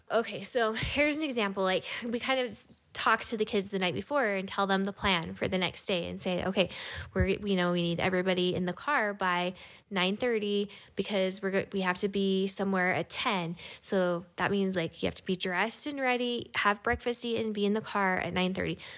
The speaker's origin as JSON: {"language": "English", "region": "Utah", "country": "United States", "tie": "born or raised there", "also_born_or_lived": "Hawaii", "said": "I grew up in Utah"}